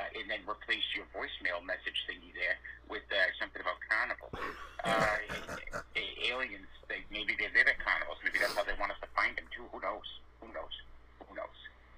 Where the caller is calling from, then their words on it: New York City, New York, United States; I'm calling from Staten Island, New York.